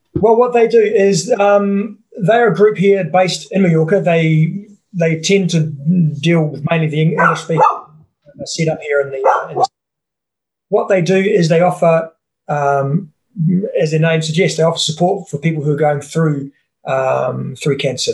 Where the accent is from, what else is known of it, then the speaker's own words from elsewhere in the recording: New Zealand; I'm a Kiwi